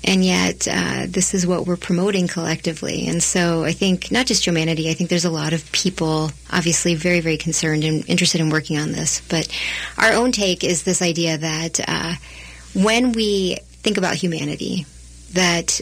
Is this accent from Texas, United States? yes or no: yes; Texas, United States; now in Minnesota, United States; I grew up in Texas. My parents immigrated from India